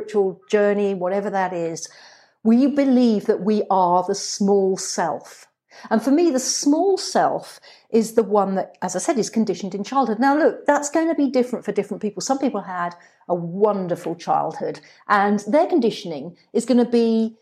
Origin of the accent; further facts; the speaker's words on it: England, United Kingdom; I grew up in England